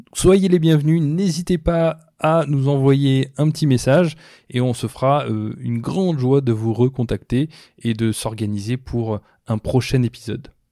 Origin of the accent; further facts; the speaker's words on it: France; moved away as an adult; also born or lived in Brazil / Mauritius; now in Toronto, Canada; je suis né en France